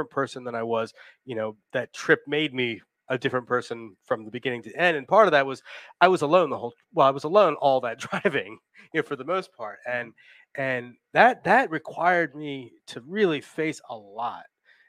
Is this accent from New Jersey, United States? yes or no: yes; New Jersey, United States; I'm from New Jersey originally. That's New Jersey in me coming out a little bit.